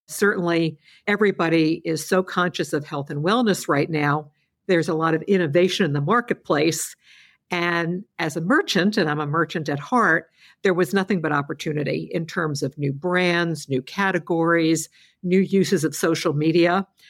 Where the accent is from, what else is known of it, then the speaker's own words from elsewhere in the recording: New York, United States; As a New Yorker